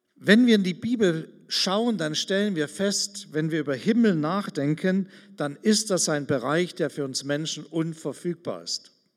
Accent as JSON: {"language": "German", "country": "Germany", "said": "Wir sind ganz schön arm dran manchmal als Deutsche"}